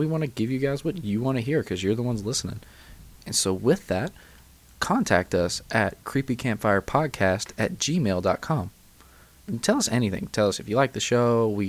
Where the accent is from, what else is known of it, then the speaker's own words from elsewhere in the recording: Kentucky, United States; the Hopkinsville Goblins from my home state of Kentucky.